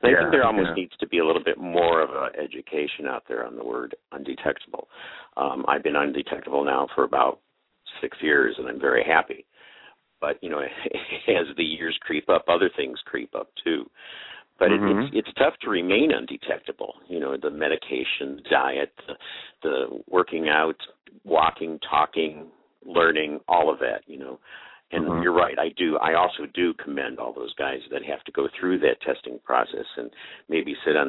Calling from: Modesto, California, United States; California, a little city east of San Francisco called Modesto. Been living in the Central Valley area here for about 23 years, enjoy it a lot.

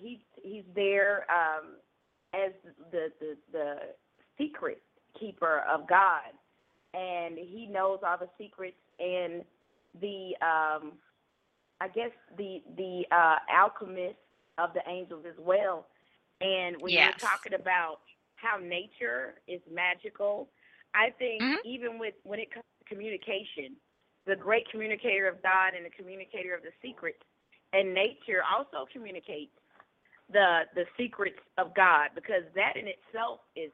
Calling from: Georgia, United States; I'm calling from Georgia.

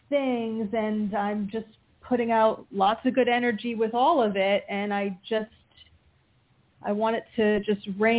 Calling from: Pennsylvania, United States; from Pennsylvania.

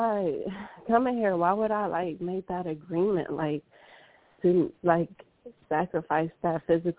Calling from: California, United States

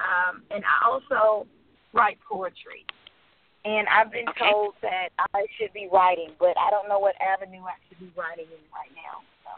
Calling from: Tucker, Georgia, United States; I'm calling from Tucker, Georgia.

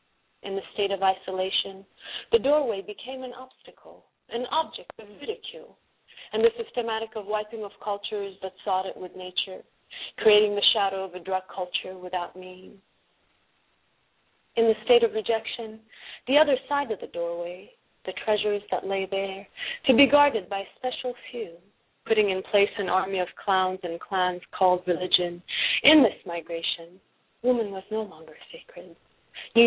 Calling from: Los Angeles, California, United States; Los Angeles.

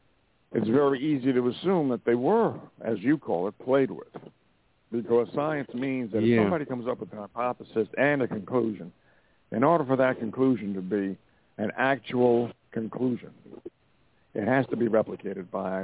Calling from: Montana, United States

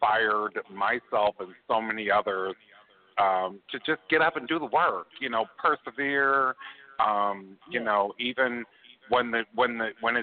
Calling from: Chicago, Illinois, United States; I'm calling from Chicago, Illinois

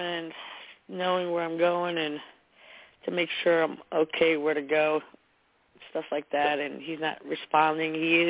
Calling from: New Jersey, United States; It's …, and I'm from New Jersey.

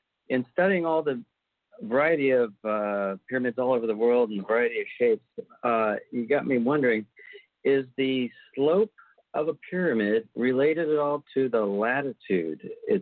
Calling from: Normandy Park, Washington, United States; I'm calling from Normandy Park, Washington.

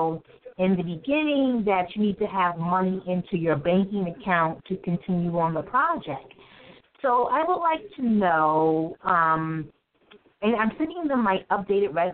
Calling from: New York City, New York, United States; I'm calling from New York City

